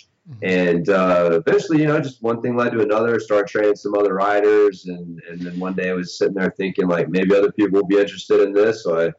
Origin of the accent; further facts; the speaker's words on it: Oklahoma, United States; born there; No, I was originally from, I was born in Oklahoma, which is probably a place that a lot of, international people are like, where?